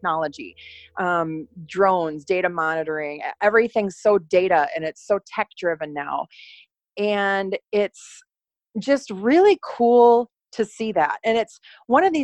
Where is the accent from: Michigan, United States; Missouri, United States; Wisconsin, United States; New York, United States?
Wisconsin, United States; Oshkosh; moved away as an adult; also born or lived in Los Angeles, California; now in Iowa, United States; I grew up in Wisconsin, in Oshkosh, Wisconsin